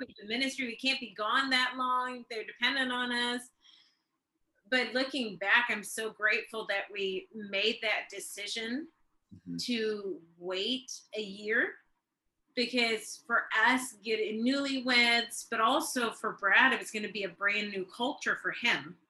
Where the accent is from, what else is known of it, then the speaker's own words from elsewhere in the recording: Sweden; also born or lived in Tulsa, Oklahoma, United States; now in Norway; I'm actually born in Tulsa, Oklahoma when my dad uh, went to Ramus, My dad's from the US and my mom's from Sweden, but I've grown up most of my life in Sweden, Europe